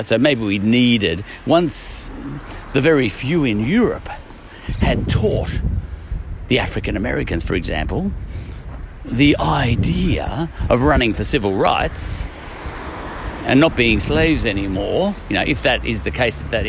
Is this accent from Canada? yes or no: no; Ireland; I'm Irish